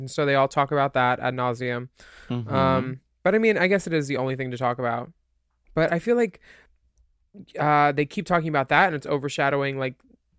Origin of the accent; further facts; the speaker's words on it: New York, United States; She's from, I'm from New York. I cry about it and move on.